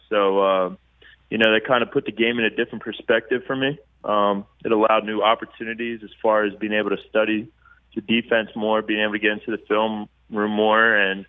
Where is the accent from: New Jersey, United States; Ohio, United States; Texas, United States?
New Jersey, United States; Sicklerville; accent: Philly; I'm actually from Sicklerville, New Jersey.